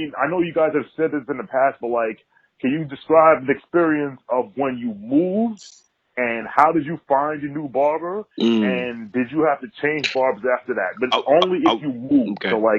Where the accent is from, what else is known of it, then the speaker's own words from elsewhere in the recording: New York, United States; moved away as an adult; now in Philadelphia, United States; from New York. So I'm from New York. I just moved to Philly.